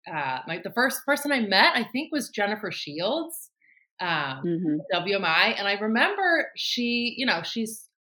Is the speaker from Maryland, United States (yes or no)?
yes; Baltimore, Maryland, United States; also born or lived in Annapolis; I'm from the Baltimore area